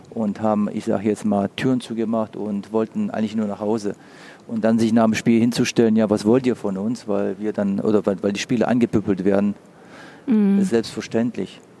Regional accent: Bochum, North Rhine-Westphalia, Germany; mein T-Shirt hatte, ich bin Bochumer Junge.

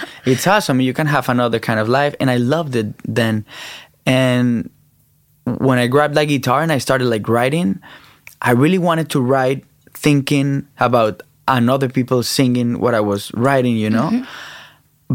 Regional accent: Colombia; I'm from Colombia.

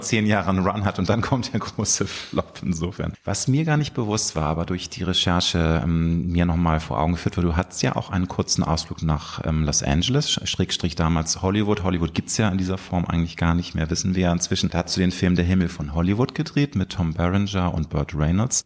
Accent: Hamburg, Germany; in meiner Heimatstadt Hamburg

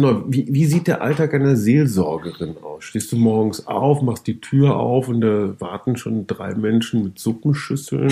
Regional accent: North Rhine-Westphalia, Germany; ich komme aus Westfalen

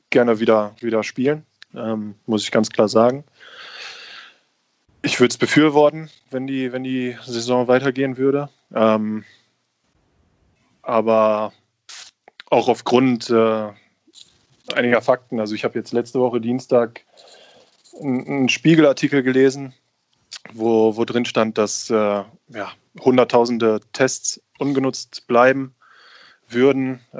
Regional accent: Bochum, North Rhine-Westphalia, Germany; Ähm, in der Stadt leben, leben alle meine Freunde, meine Familie lebt da. Ähm, ich bin mit dem, mit, dem, mit dem Fußballclub aufgewachsen. Ich war das erste Mal im Stadion, als ich vier Jahre alt war.

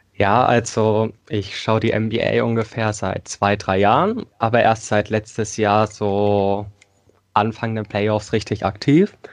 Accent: Thuringia, Germany; Ich komme aus Thüringen, bin 16 Jahre alt

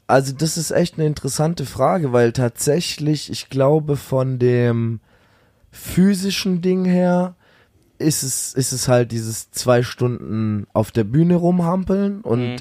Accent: near Stuttgart, Baden-Württemberg, Germany; Nicht ganz meine Heimat, aber man könnte schon Heimat sagen

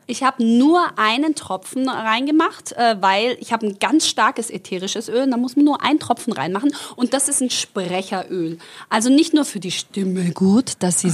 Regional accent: Stuttgart, Baden-Württemberg, Germany; accent: Swabian; also born or lived in Croatia; Ich rede ja total mit als Schwabe

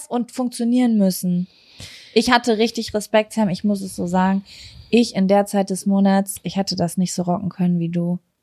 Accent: Lübbecke, North Rhine-Westphalia, Germany; moved away; Wir kommen ja aus Greifswald, rheinland Lübbecke und das ist nicht weit von Bielefeld. Wir haben hier gelebt

